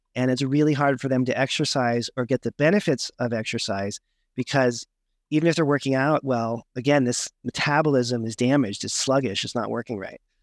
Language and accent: English; Berkeley, California, United States; I grew up in Berkeley, California